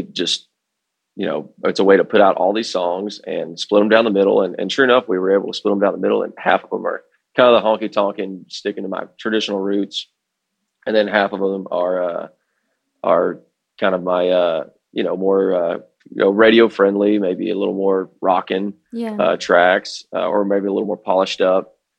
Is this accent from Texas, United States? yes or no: yes; Fort Worth, Texas, United States; I grew up on the Fort Worth side of things, and we have the Stockyards.